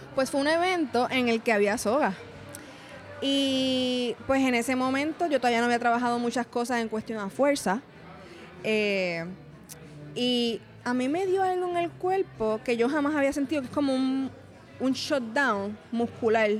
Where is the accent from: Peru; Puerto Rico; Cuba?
Puerto Rico; Cataño; moved away as an adult; also born or lived in Río Piedras / Ponce; now in Cayey, Puerto Rico; Yo soy natural de Cataño